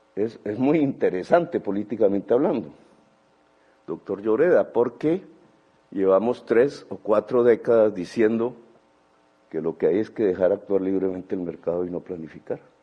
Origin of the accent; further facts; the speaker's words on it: Colombia; como sociedad colombiana